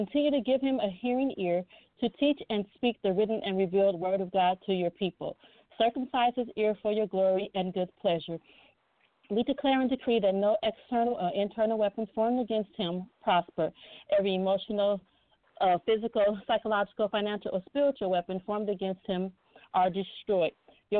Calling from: El Segundo, California, United States; I'm calling you from El Segundo, California.

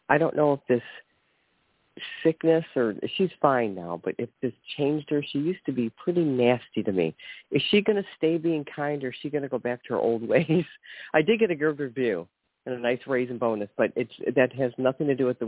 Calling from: Ohio, United States; from Ohio. Happy holidays.

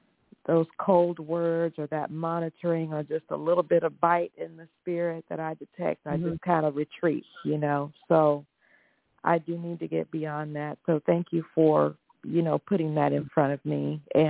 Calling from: Texas, United States; I'm calling from Texas.

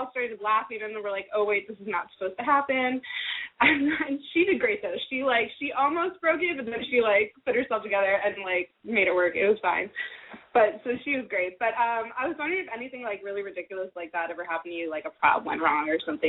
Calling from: Boston, Massachusetts, United States; I'm calling from Boston.

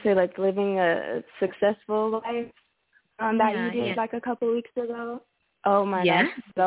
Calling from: Los Angeles, California, United States; I'm calling from California.

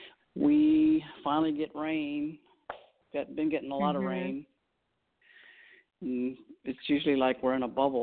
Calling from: Austin, Texas, United States; And I'm calling from Texas.

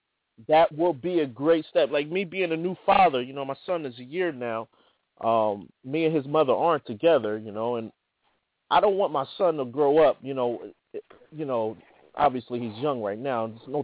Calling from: New Jersey, United States; Yeah, this is …. I'm calling from New Jersey. How you doing?

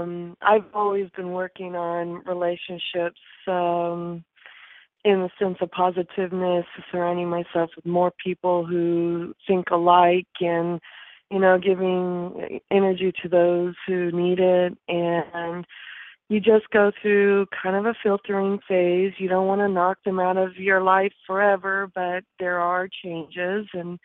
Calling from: California, United States; I'm also calling from California.

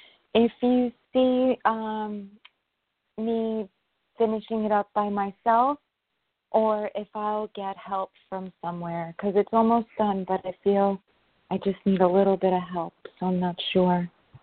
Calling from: New York, United States; I'm calling from New York.

